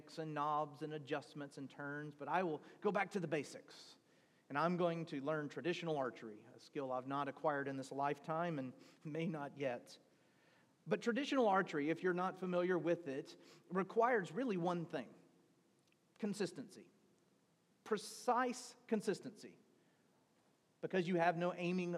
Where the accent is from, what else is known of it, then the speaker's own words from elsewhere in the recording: Deep South, Mississippi, United States; Growing up in the Deep South